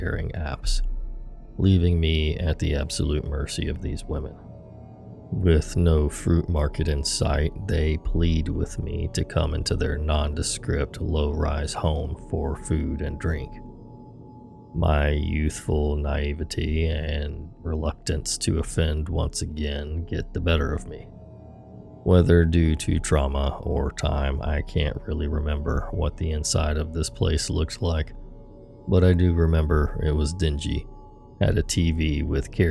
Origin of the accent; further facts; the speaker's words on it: London, United Kingdom; also born or lived in Manila, Philippines; the same neighborhood that I'm from in London, England.